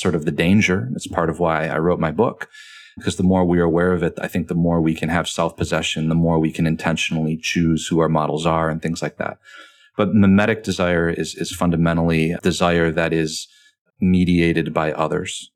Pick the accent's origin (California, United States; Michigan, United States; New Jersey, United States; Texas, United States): Michigan, United States; moved away; also born or lived in Rome, Italy; I'm from Michigan, huge Lions fan